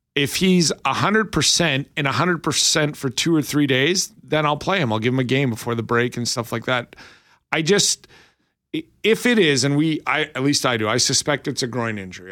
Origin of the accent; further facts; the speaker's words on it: Lethbridge, Alberta, Canada; my hometown of Lethbridge